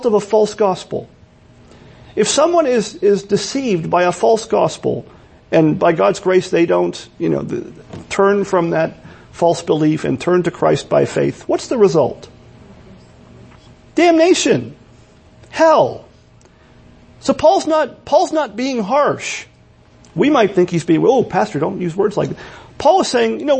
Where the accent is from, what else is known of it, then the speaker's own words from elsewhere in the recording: Pennsylvania, United States; parts of Pennsylvania where I'm from, people say we have accents